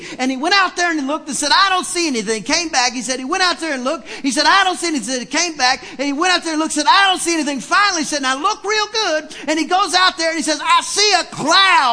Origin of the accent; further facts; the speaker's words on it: East Texas, United States; I'm from East Texas